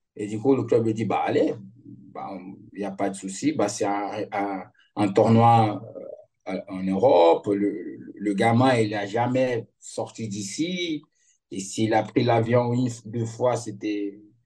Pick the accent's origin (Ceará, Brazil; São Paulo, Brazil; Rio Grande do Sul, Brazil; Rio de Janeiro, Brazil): Rio Grande do Sul, Brazil; Pelotas; French is a second language; moved away as an adult; also born or lived in Netherlands / Lille, France / Lyon, France / Rome, Italy; je suis de Pelotas, du sud du Brésil